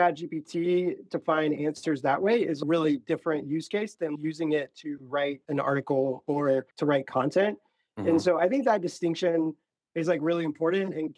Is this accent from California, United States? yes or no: no; Florida, United States; I'm from Florida.